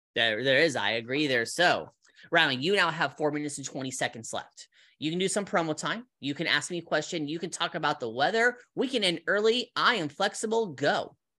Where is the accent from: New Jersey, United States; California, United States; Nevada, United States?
California, United States; moved away as an adult; also born or lived in Colorado; now in Las Vegas, United States; I'm from California, moved to, moved to Colorado when I was eighteen